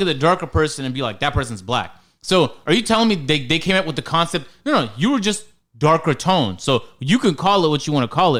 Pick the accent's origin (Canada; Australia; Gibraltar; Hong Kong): Canada; moved away as an adult; also born or lived in Ethiopia (parents); now in United States; I was born and raised in Canada, but my parents were born and raised in Ethiopia